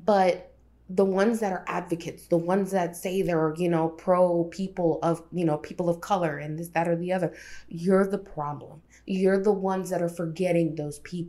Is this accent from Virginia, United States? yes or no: yes; Alexandria, Virginia, United States; also born or lived in Texistepeque, El Salvador (stated hometown); I came from Alexandria. I came from the hood. I came from the trenches. I came from Chirilagua